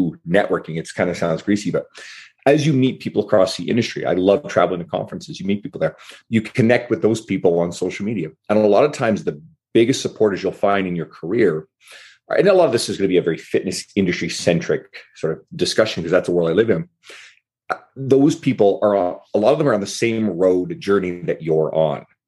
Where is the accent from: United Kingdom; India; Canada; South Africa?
Canada; St. John's, Newfoundland and Labrador; moved away as an adult; now in Edmonton, Canada; I'm originally from the east coast of Canada, a smaller city called St. John's, Newfoundland. But I moved out west 16 years ago